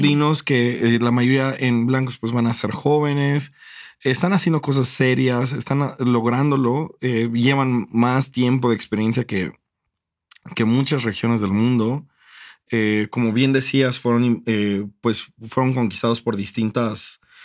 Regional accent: Acapulco, Guerrero, Mexico; yo crecí en Acapulco

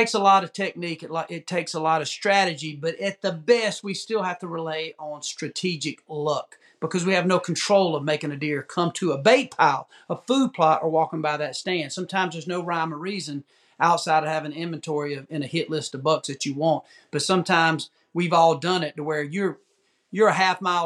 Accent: the South, United States; I'm from the South

